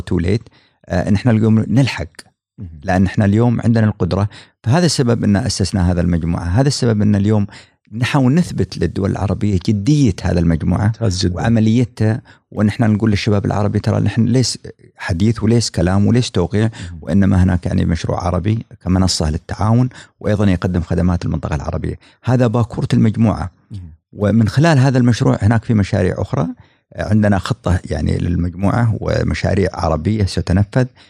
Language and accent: Arabic; United Arab Emirates; عندنا في الامارات